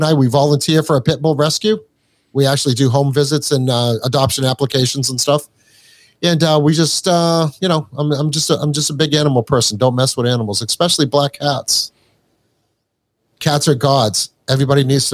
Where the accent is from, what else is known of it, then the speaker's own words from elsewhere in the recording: New Hampshire, United States; accent: Boston; also born or lived in Morehead, Kentucky; I am not from Boston. I might sound like I'm from Boston. I am from New Hampshire.